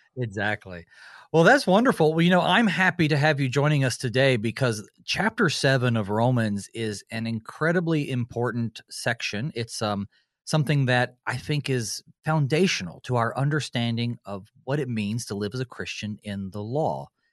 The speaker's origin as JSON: {"language": "English", "region": "western North Carolina", "country": "United States", "tie": "born or raised there", "also_born_or_lived": "Winston-Salem, North Carolina", "said": "I grew up in North Carolina. That's my home state, uh, except I was born in Winston-Salem, right in the middle, and then grew up on the western side, right in the mountains"}